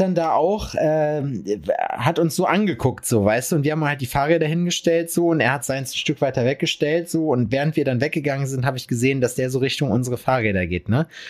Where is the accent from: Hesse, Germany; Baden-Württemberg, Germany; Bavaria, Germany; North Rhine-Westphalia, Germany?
North Rhine-Westphalia, Germany; Lüdenscheid; moved away; bei uns in Lüdenscheid in der Heimat.